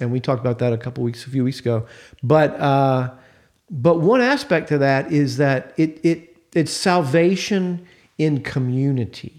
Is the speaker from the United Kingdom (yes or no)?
no; United States; I love being American